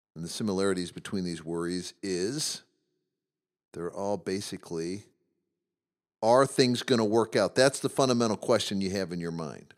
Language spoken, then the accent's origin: English; Midwest, United States; we grew up in the Midwest